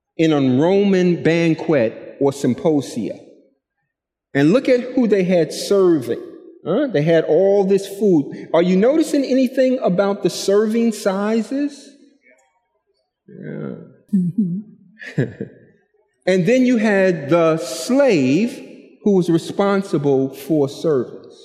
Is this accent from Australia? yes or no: no; New York City, New York, United States; I'm from Brooklyn